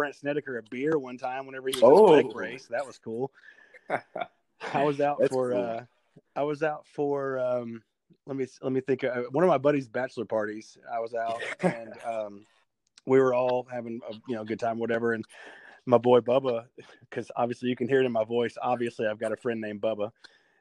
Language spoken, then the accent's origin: English; Nashville, Tennessee, United States; I'm from Nashville area.